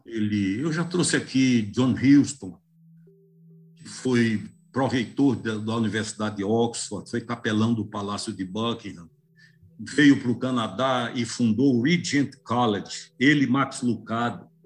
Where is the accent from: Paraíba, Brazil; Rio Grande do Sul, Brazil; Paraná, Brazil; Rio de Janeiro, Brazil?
Paraíba, Brazil; Campina Grande; moved away as an adult; also born or lived in Belo Horizonte / Porto Alegre / João Pessoa / Maceió; eu sou natural de Campina Grande, na Paraíba